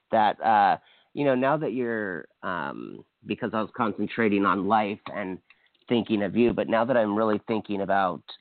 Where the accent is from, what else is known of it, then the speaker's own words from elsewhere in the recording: Hawaii, United States; I'm from Hawaii